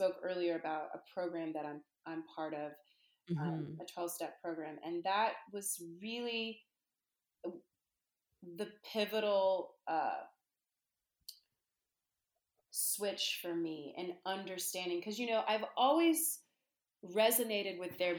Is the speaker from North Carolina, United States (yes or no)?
yes; Charlotte, North Carolina, United States; also born or lived in Copenhagen, Denmark; now in Brooklyn, New York, United States; growing up in the South, you know, I was raised in North Carolina